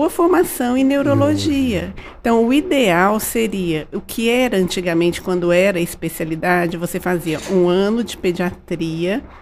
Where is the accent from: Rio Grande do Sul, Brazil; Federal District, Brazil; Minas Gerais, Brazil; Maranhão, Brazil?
Minas Gerais, Brazil; Varginha; Eu nasci em Varginha.